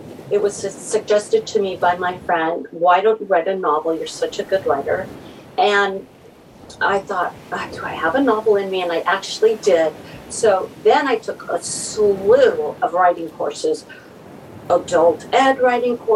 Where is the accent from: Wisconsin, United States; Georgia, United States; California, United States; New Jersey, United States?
California, United States; Southern; I grew up in Southern California, and now I'm on the Central Coast of California.